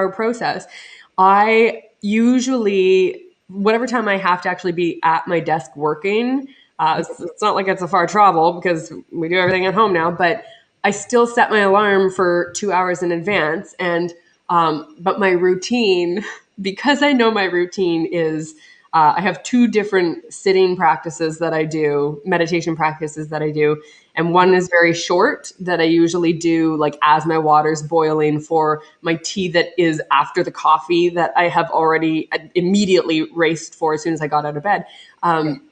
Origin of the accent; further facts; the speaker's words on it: Canada; being Canadian